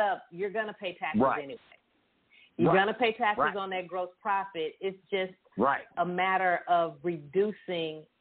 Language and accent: English; Dallas, Texas, United States; I grew up with my cousins directly across from Love Field